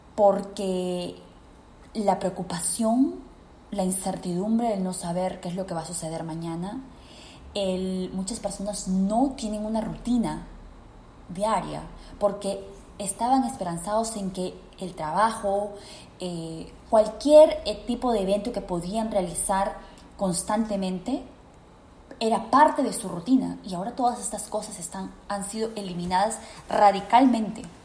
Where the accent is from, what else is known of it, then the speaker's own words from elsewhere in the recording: Peru; en mi país, Perú